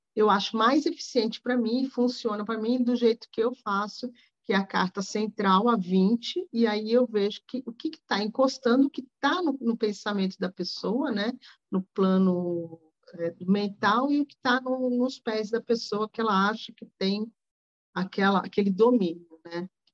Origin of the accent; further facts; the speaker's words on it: Rio de Janeiro, Brazil; Eu sou carioca